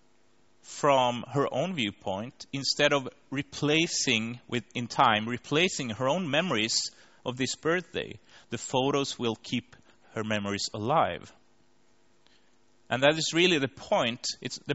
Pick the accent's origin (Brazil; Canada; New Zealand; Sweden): Sweden; Linköping, Östergötland; the worldwide conference on service design was actually in my hometown in Linköping 3 years ago